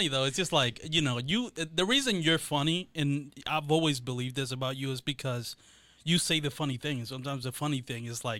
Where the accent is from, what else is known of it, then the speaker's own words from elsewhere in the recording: Dominican Republic; accent: Dominican; now in United States; I was born in the Dominican Republic. I moved here, yeah. So it's not even really first generation.